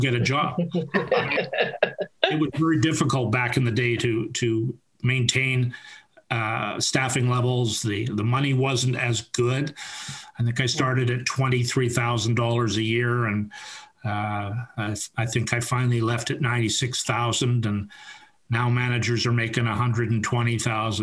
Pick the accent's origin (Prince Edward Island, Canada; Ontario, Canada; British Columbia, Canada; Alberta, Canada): British Columbia, Canada; West Vancouver; I was born and raised in West Vancouver